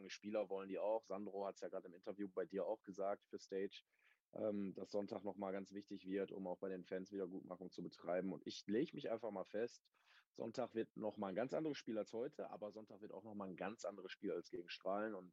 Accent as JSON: {"language": "German", "town": "Essen", "region": "North Rhine-Westphalia", "country": "Germany", "said": "Als Essener denkst du, die haust hier weg."}